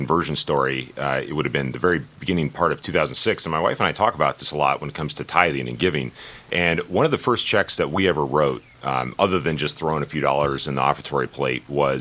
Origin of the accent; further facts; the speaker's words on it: San Diego, California, United States; moved away as an adult; now in Grand Forks, United States; I grew up in San Diego